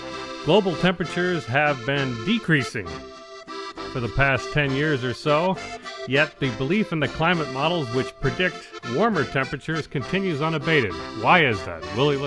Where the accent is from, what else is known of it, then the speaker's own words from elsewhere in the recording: Detroit, Michigan, United States; also born or lived in Gaylord; Now, I grew up in Detroit, but when I was middle school aged, our family had moved to the Great White North, or very near it, to the very tip of the mitt of Michigan in a small town called Gaylord.